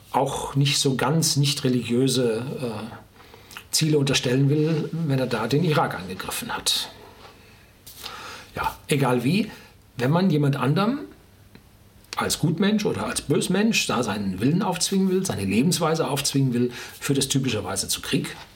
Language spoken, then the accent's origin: German; North Rhine-Westphalia, Germany; ich bin im Ruhrgebiet aufgewachsen.